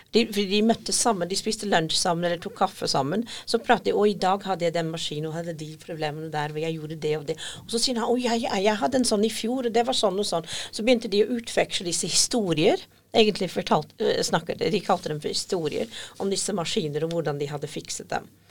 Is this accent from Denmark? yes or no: no; Scotland, United Kingdom; Norwegian is a second language; now in Norway; Jeg kommer opprinnelig fra Skottland, eh, men jeg har bodd i Norge i ca. 30 år